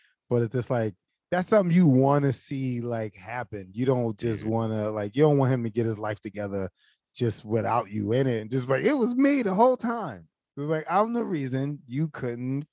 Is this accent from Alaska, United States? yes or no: no; Philadelphia, Pennsylvania, United States; Growing up in Philly